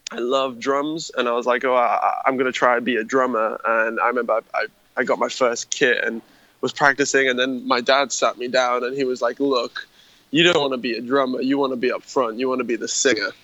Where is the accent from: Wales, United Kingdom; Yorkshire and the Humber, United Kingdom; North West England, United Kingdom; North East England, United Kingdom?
Yorkshire and the Humber, United Kingdom; Harrogate; we grew up in a tiny town called Harrogate.